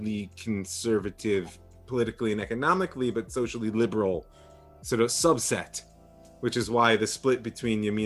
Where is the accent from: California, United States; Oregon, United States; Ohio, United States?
Ohio, United States; Cleveland; now in Israel; I grew up in Cleveland